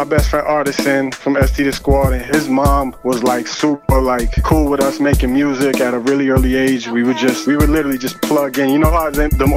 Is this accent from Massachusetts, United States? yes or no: yes; Haverhill, Massachusetts, United States; I grew up in Havel and just triple-decker apartments like everybody else with my little sister and my mother